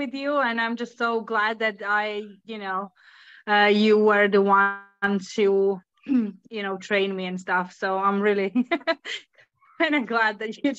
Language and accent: English; Slovakia; now in Finland; I'm originally from Slovakia, but I live in Finland.